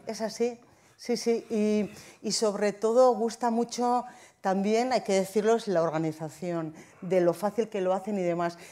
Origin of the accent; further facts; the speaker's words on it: Zumaia, Basque Country, Spain; Yo, de Zumaya